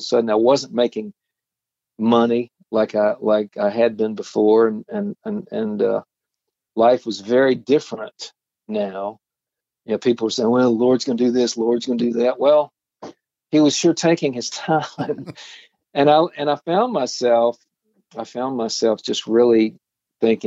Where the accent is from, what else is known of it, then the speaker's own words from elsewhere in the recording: Atlanta, Georgia, United States; growing up in Atlanta